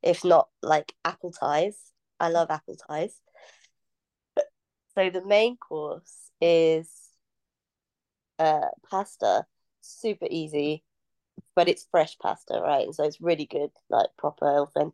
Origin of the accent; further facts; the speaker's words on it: North Norfolk coast, East of England, United Kingdom; So when I was young, I grew up on the North Norfolk coast